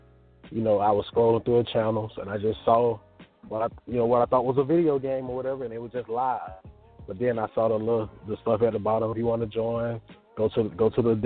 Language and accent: English; Atlanta, Georgia, United States; I'm from Atlanta, Georgia. You know, I'm a down south Georgia boy